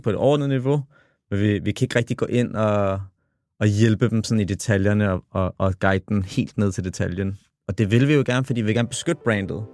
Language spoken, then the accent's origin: Danish; Copenhagen, Capital Region of Denmark, Denmark; jeg kommer jo fra The Hood, kommer fra Tingbjerg, og vokset op alene med min far